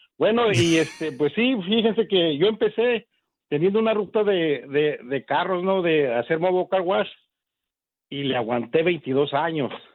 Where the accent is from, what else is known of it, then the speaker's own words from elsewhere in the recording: Pachuca, Hidalgo, Mexico; now in United States; soy del estado de Hidalgo, de Pachuca Hidalgo, y llegué aquí en el, sin más no recuerdo, en el 89